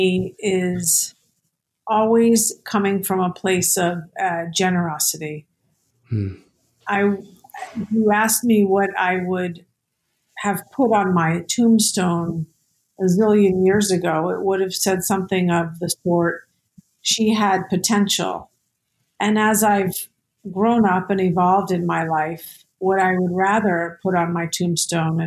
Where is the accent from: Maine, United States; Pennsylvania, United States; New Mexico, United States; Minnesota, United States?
New Mexico, United States; Santa Fe; also born or lived in New York City; I grew up in Santa Fe, New Mexico, which right there and then is a very spiritual place